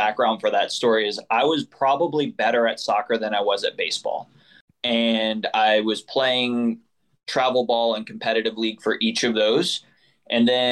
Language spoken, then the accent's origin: English; New Orleans metro area, Louisiana, United States; I am originally from the New Orleans metro area, a little bit south of the city. So we were pretty rural, like a town of 10,000 people.